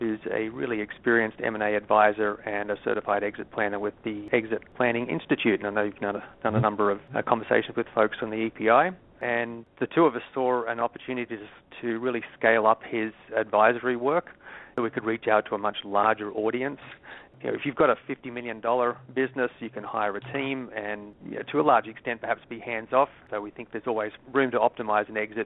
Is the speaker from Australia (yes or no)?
yes; Sydney, New South Wales, Australia; moved away as an adult; also born or lived in San Francisco; now in United States; As you might detect from my accent, I'm not originally from the U.S. I moved from my hometown of Sydney, Australia, to San Francisco in 94.